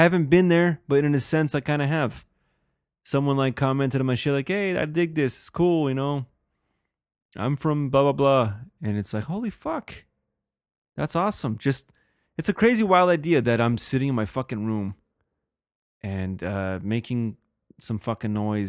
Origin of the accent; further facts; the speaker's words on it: Helsinki, Uusimaa, Finland; I'm from Helsinki.